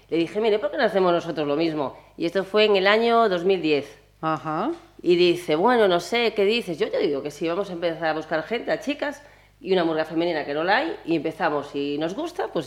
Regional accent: Pontevedra, Galicia, Spain; also born or lived in Santiago de Compostela; nací en Santiago, pero me considero pontevedresa porque llevo aquí desde que tengo un año.

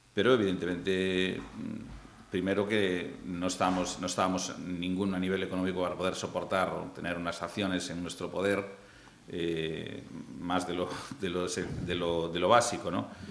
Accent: Vigo, Galicia, Spain; moved away; also born or lived in Pontevedra; yo soy de Vigo

